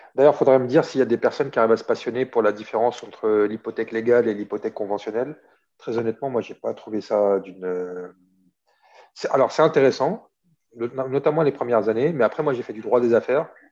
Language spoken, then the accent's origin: French; Saint-Denis, Île-de-France, France; moved away as an adult; also born or lived in Oran, Algeria / Skikda, Algeria / Algiers, Algeria / Paris, France; now in Marseille, France; j'ai grandi à Saint-Denis. Toute mon adolescence et l'âge adulte euh, à Saint-Denis, avant de m'installer à Marseille